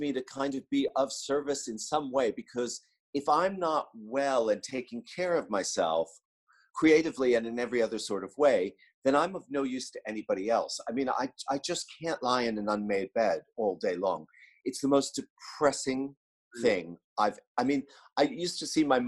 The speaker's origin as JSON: {"language": "English", "region": "New York", "country": "United States", "said": "my fashion life as a New Yorker"}